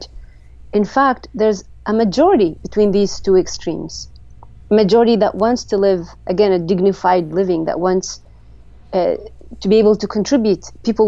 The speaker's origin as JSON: {"language": "English", "country": "Jordan", "said": "I am from Jordan, yes."}